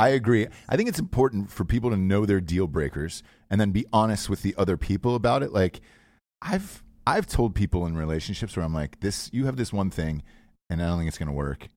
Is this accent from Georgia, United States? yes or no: yes; Georgia, United States; moved away as an adult; also born or lived in Ohio; I grew up in Georgia my entire life